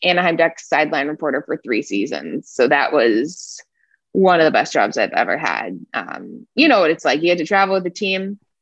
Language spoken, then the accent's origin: English; Toronto, Ontario, Canada; moved away; I'm from Toronto